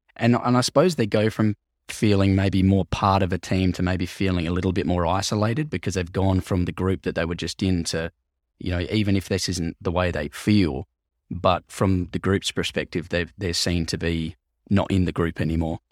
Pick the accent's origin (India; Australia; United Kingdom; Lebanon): Australia; Wallaroo, South Australia; they don't have many ice rinks in, in Wallaroo in South Australia